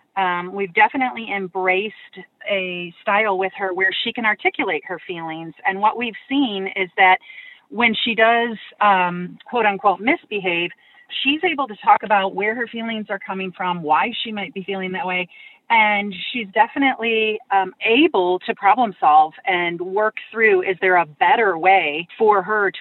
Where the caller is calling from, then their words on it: Golden, Colorado, United States; I'm calling from Golden, Colorado